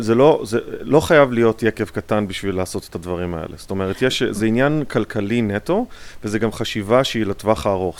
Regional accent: Israel; now in United States; יש לנו ככה מין באופי הישראלי קצת

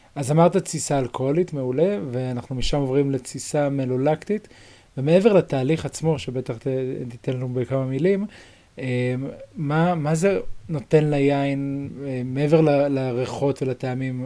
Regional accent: Jerusalem, Jerusalem District, Israel; אצלנו בירושלים

